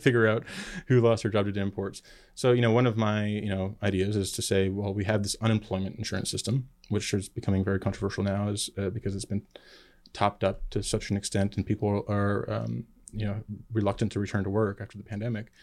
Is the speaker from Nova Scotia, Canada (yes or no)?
yes; Nova Scotia, Canada; now in United States; I was uh, born and raised in Nova Scotia, Canada, Trailer Park Boys territory